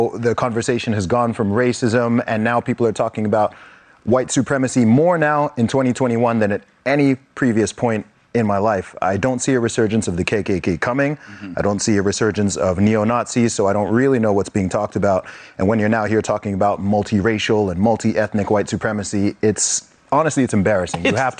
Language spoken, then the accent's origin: English; United Kingdom; my home country of the UK